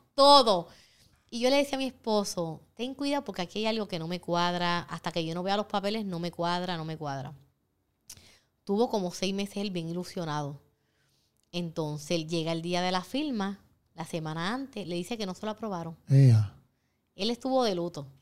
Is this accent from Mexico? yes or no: no; Puerto Rico; soy la primera puertorriqueña certificada y la tercera latina